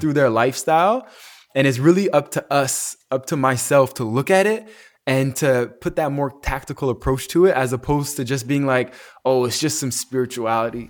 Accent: Calgary, Alberta, Canada; my cousin that I grew up with in Calgary

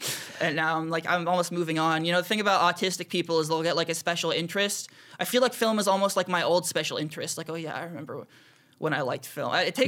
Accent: Los Angeles, California, United States; also born or lived in New York / New Jersey; I was born in New York. I grew up a little bit in New Jersey, going there on the weekends, but for most of my life I was here. In L.A.? In L.A., in the Valley.

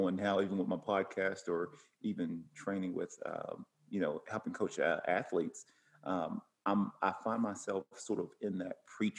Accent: Cleveland, Tennessee, United States; moved away as an adult; now in Oceanside, United States; I always felt like I was going to stay there in Cleveland, Tennessee, which is where I'm from. And I thought I was going to pretty much stay there forever, and or at least in the area.

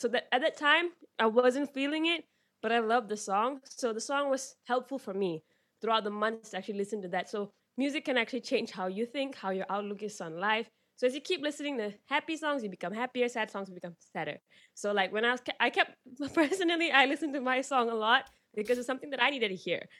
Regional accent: Malaysia; I'm from Malaysia

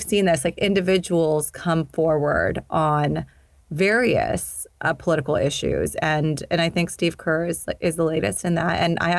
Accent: Indonesia; also born or lived in Sudan / Pakistan; I grew up in Indonesia and Sudan. I'm Pakistani, and I went to an international school

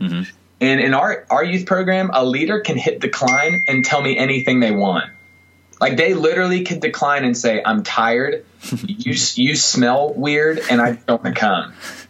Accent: the South, United States; I mean, I know I'm from the South, and I know there's rednecks everywhere, but it's wheelbarrow, not wheelbarrow.

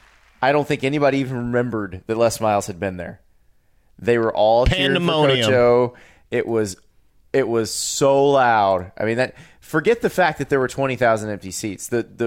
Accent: the South, United States; I'm from the South.

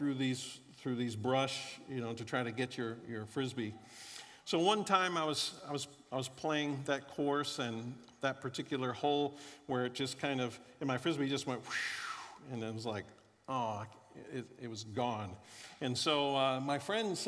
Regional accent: Florida, United States; moved away; also born or lived in Kansas City; I grew up in Florida

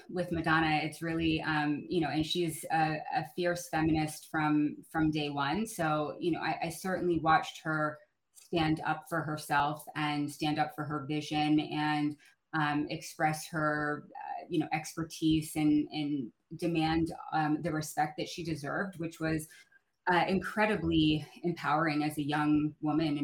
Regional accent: outside of San Francisco, California, United States; I was born and raised outside of San Francisco

